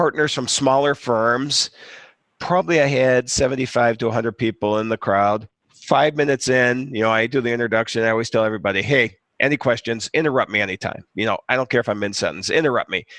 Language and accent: English; Chicago, Illinois, United States; I'm from Chicago.